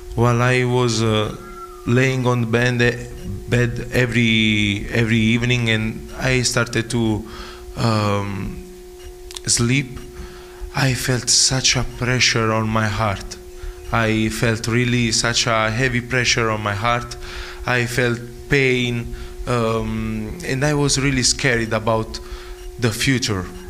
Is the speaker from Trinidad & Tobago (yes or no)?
no; Naples, Campania, Italy; English is a second language; moved away; I came from Naples in Italy, the south of Italy, and I'm a student of IBTI College